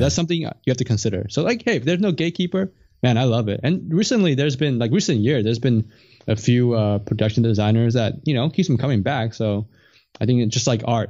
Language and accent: English; Canada; I'm from Canada, I'm not in the U S